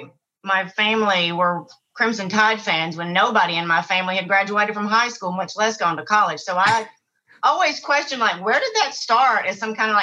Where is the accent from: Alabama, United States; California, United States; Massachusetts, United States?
Alabama, United States; North; moved away as an adult; also born or lived in Birmingham, Alabama / New York / Mexico; I grew up here in Alabama, in North Alabama